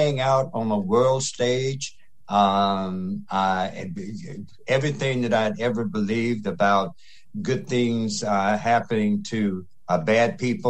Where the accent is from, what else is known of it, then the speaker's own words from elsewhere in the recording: Mississippi Delta, United States; I grew up in the Delta of Mississippi during the 50s in the middle of the civil rights movement